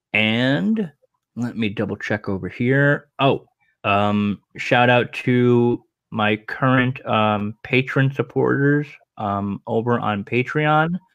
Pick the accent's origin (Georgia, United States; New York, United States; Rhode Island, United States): Rhode Island, United States; Rhode Island Comic Con, my home state